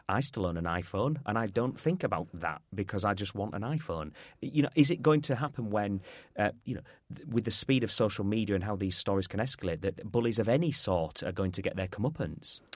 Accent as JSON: {"language": "English", "region": "Yorkshire and the Humber", "country": "United Kingdom", "said": "I'm a Yorkshireman"}